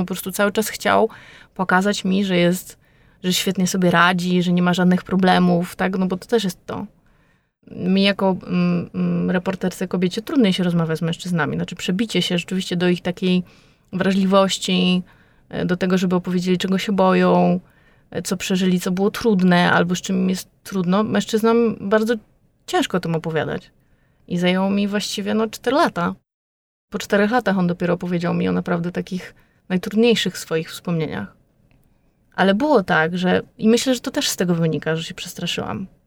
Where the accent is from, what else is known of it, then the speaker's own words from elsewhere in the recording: Poland; moved away as an adult; now in France; jestem Polką, jestem z bardzo daleka